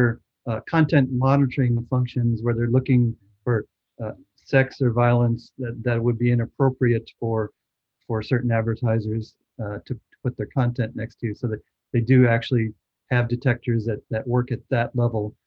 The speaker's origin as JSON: {"language": "English", "town": "Chicago", "region": "Illinois", "country": "United States", "tie": "born or raised there", "moved": "yes", "said": "I grew up in Chicago, and I was back there last Thanksgiving"}